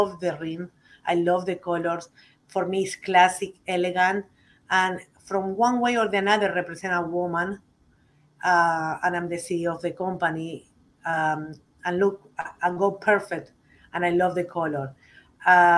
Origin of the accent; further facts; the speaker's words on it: Uruguay; English is a second language; now in United States; I just coming from Uruguay, I not coming from the tobacco country